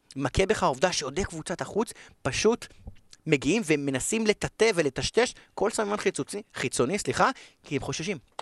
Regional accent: Israel; אנחנו בישראל, אנחנו לומדים אנגלית נהדרת

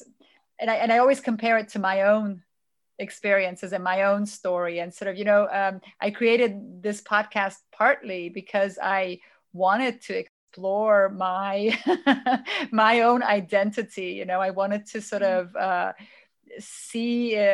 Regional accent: United States; born or raised there; moved away as an adult; also born or lived in Romania / France; now in Germany

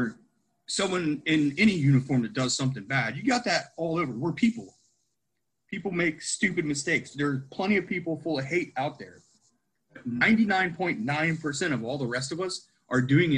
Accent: Ohio, United States; I grew up a poor farm kid in Ohio.

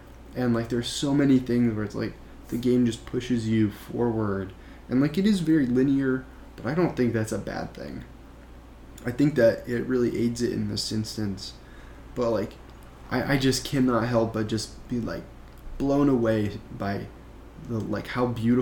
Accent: Midwest, United States; now in New York, United States; I live in New York now, but I grew up in the Midwest

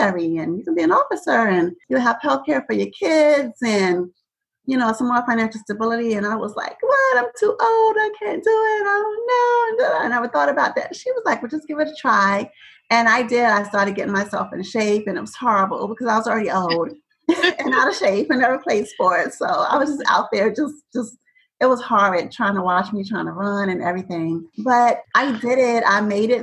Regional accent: New York City, New York, United States; moved away as an adult; also born or lived in Georgia; I am originally from Brooklyn, New York. Go Brooklyn. And so I've spent most of my life there, born and raised, but my family is from Savannah, Georgia

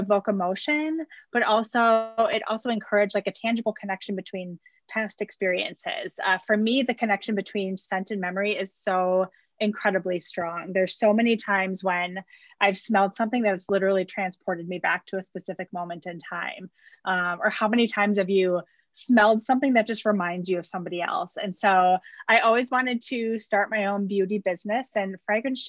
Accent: Wisconsin, United States; I was born and raised in Wisconsin

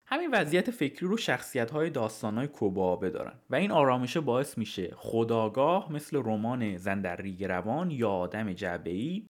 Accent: Iran; moved away as an adult; also born or lived in England; now in United Kingdom; وقتی از ایران اومدم بیرون اینجا توی انگلیس

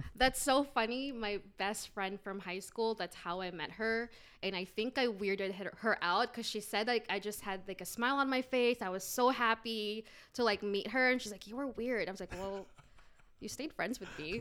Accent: Guam; moved away; also born or lived in Philippines / Alhambra, California / Indianapolis, Indiana; I'm originally from Guam, but I was, um, I was born in the Philippines and then raised in Guam.

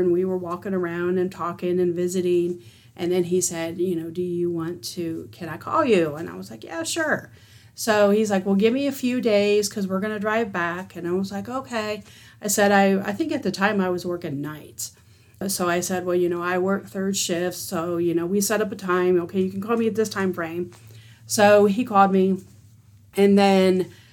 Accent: Northern Ohio, United States; now in Boonville, Indiana, United States; I grew up in Northern Ohio, pretty close to Lake Erie

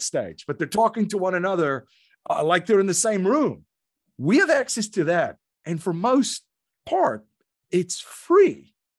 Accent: South Africa; moved away as an adult; now in United States; I grew up in South Africa

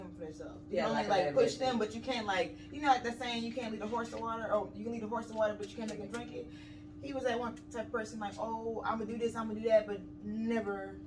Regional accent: Dallas, Texas, United States; moved away as an adult; I am originally from Dallas, Texas

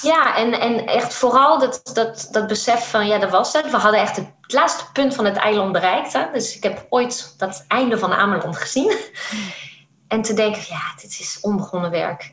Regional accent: France; moved away; ik kwam uit Frankrijk

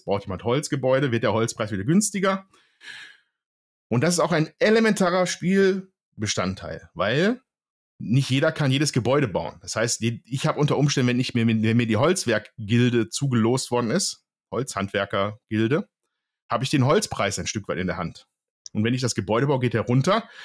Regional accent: Ruhr area, North Rhine-Westphalia, Germany; ich komme aus dem Ruhrgebiet

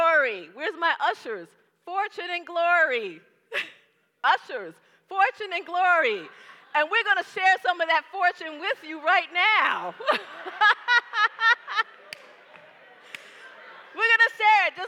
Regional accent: New York City, New York, United States; now in Atlanta, United States; I'm from the Bronx, y'all. So I grew up in an adventure. Living in the Bronx is an adventure

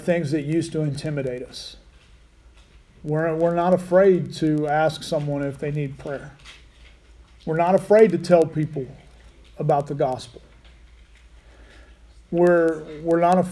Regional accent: Laverne, Oklahoma, United States; now in Buffalo, United States; I grew up in Laverne.

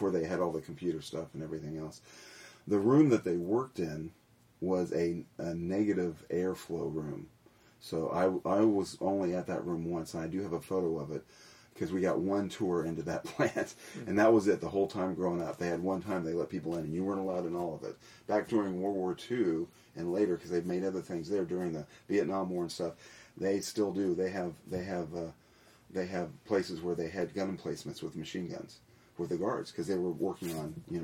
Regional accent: Milford, Ohio, United States; moved away as an adult; also born or lived in Morristown / Hamilton, Ohio; now in Tennessee, United States; their house in Milford that they bought when I was in second grade. We moved from Morristown into Milford, Ohio

